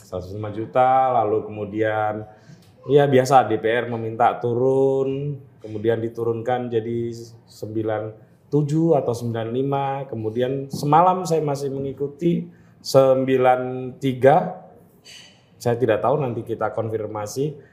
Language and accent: Indonesian; South Jakarta, Jakarta, Indonesia; Tapi saya asli anak Jakarta ah. dan asli anak Jaksel.